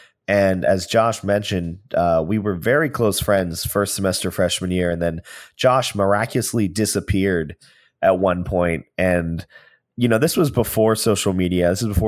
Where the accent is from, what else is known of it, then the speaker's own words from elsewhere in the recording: Pittsburgh, Pennsylvania, United States; moved away as an adult; now in Los Angeles, United States; I am a 37-year-old producer and actor. When I was 23, I moved to Los Angeles from Pittsburgh with plans to make it in the entertainment industry.